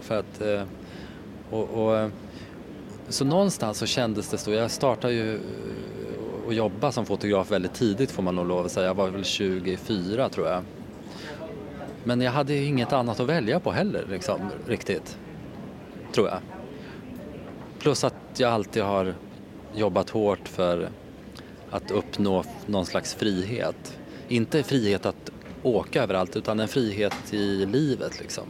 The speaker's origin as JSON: {"language": "Swedish", "town": "Hallsberg", "region": "Örebro County", "country": "Sweden", "tie": "born or raised there", "also_born_or_lived": "Värmland", "said": "jag är uppvuxen i Hallsberg. Eh, men mina föräldrar är från Värmland så att vi har, jag har alltid varit där under hela min barndom så jag är uppvuxen på båda ställena"}